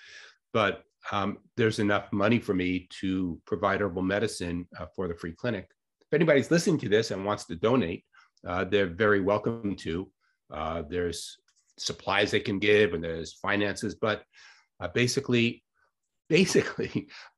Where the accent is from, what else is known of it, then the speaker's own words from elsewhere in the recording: Long Island, New York, United States; moved away as an adult; also born or lived in Santa Cruz, California; now in Ithaca, United States; I grew up in Long Island, New York, very suburban